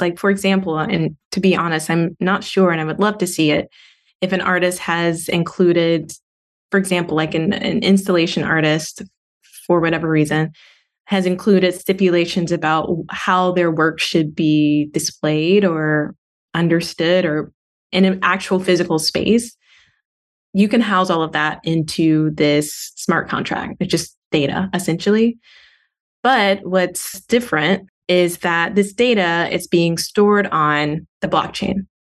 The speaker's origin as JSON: {"language": "English", "town": "Montgomery", "region": "Alabama", "country": "United States", "tie": "born or raised there", "also_born_or_lived": "Auburn, Alabama", "said": "growing up in Montgomery, Alabama"}